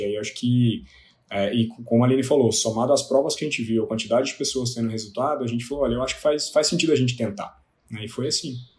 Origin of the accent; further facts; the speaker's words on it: Lavras, Minas Gerais, Brazil; Eu sou de Lavras, do sul de Minas Gerais